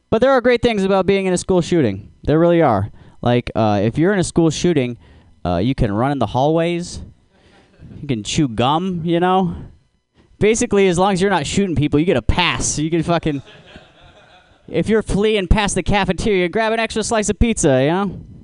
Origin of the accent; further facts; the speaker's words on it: Alaska, United States; I'm from Alaska